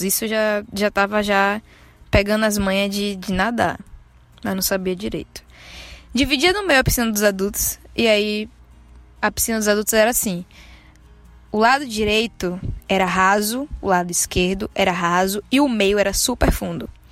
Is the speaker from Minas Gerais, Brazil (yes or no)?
no; Santo Antônio de Jesus, Bahia, Brazil; now in Salvador, Brazil; Nasci aqui. Mas não cresci aqui. Cresci no interiorzinho daqui de perto. Se chama Santo Antônio de Jesus